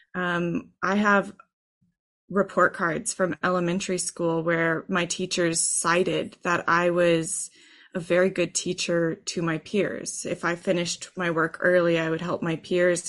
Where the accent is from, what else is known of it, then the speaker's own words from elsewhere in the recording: Texas, United States; I grew up in Texas high school band programs